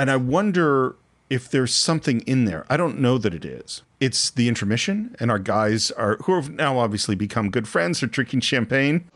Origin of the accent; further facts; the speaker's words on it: California, United States; growing up in California at the time that I've grown up